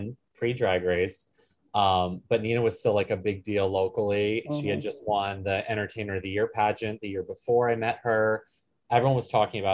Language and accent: English; Poughkeepsie, New York, United States; moved away; also born or lived in Columbus, Ohio; I was born in Poughkeepsie, New York